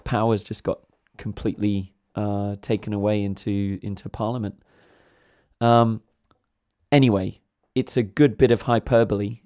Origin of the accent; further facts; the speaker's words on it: England, United Kingdom; being an Englishman myself